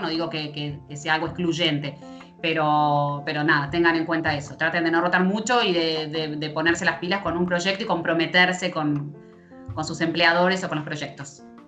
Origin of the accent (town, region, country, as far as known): Argentina